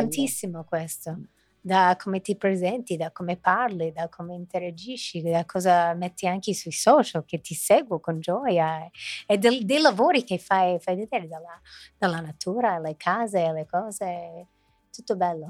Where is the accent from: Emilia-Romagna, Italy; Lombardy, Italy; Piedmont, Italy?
Lombardy, Italy; Milan; born or raised there